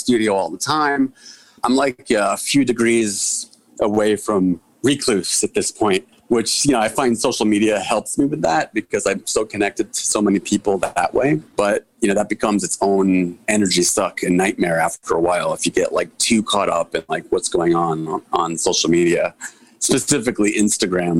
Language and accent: English; New York City, New York, United States; I'm born and raised in Chelsea, and I'm still in Chelsea neighborhood, Manhattan